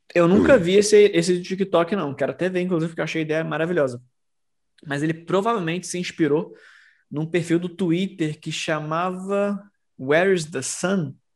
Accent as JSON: {"language": "Portuguese", "region": "Rio de Janeiro", "country": "Brazil", "said": "como carioca"}